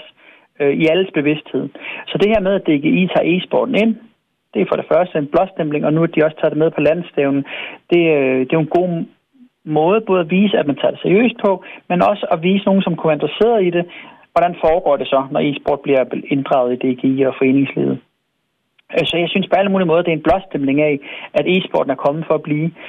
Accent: Svendborg, Southern Denmark, Denmark; moved away; Jeg kommer ned fra Svendborg jo, og yeah. min mor hun bor stadigvæk dernede

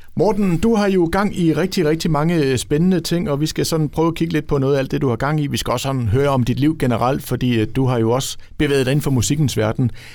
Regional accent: Ribe, Southern Denmark, Denmark; jeg selv fra Ribe og, og har haft min ungdom

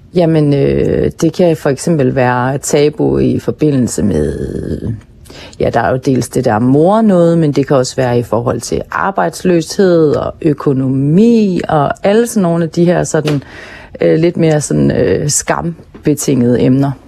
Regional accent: Hirtshals, North Denmark Region, Denmark; min opvækst i Hirtshals og den tid, jeg voksede op i Hirtshals

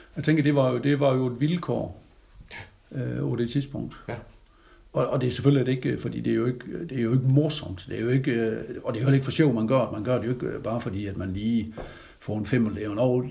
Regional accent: Grønnebæk, near Jels, Southern Denmark, Denmark; accent: South Jutlandic; jeg er jo øh, er født i Grønnebæk, over Jels

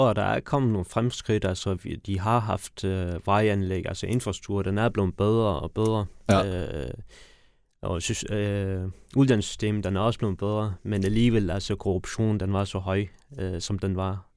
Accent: Kabul, Afghanistan; now in Denmark; jeg er født i Afghanistan

